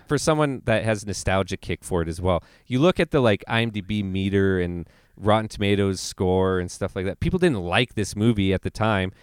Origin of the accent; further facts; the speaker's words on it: Canada; I'm Canadian